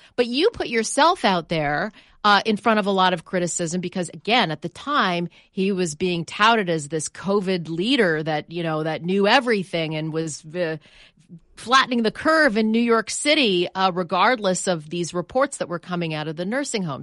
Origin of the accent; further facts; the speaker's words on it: Canada; moved away; I'm from Canada